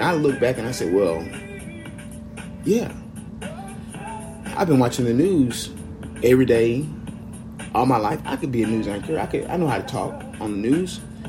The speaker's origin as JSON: {"language": "English", "town": "Memphis", "region": "Tennessee", "country": "United States", "tie": "born or raised there", "said": "I'm from Memphis, Tennessee. I was born right here by this river in 1988."}